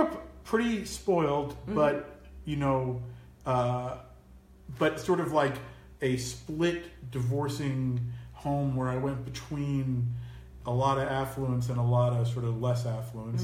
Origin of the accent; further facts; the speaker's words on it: Tenafly, New Jersey, United States; also born or lived in New York City; Grew up across the bridge in Tenafly, New Jersey